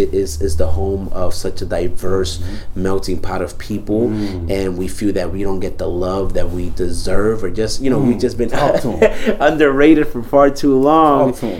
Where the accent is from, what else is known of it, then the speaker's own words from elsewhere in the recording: New York City, New York, United States; Bronx native, B. I go by the Bronx because I am the Bronx. Now, let me stop. … Right, I am from Dominican descent.